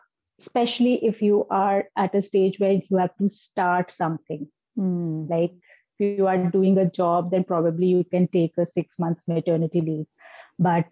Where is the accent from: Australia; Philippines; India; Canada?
India; now in Delhi, India; my hometown is someplace else, which is known for marble city of the entire country, because we have beautiful marble rocks and a river flowing from the middle of the marble rocks